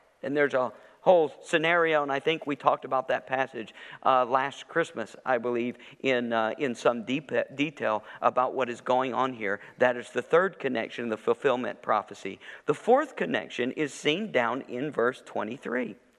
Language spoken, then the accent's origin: English; Chattanooga, Tennessee, United States; moved away; also born or lived in La Crosse, Wisconsin / Spring Valley, Illinois; I was born in Chattanooga, Tennessee.